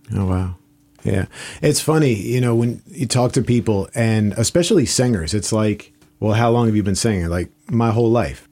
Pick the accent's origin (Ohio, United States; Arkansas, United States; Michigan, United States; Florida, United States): Florida, United States; South; moved away as an adult; I grew up in South Florida